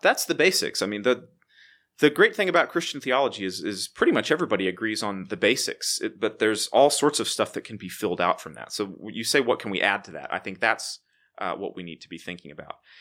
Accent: Waco, Texas, United States; moved away as an adult; also born or lived in Memphis, Tennessee / Edinburgh, Scotland; I am from Waco, Texas. I was, uh, born and raised there

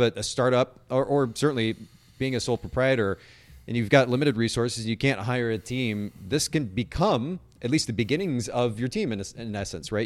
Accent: Japan; moved away; I grew up in Japan and, and a pretty conservative family

